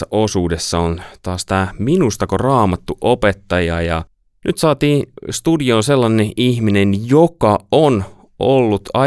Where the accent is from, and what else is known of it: Noormarkku, Satakunta, Finland; born or raised there; moved away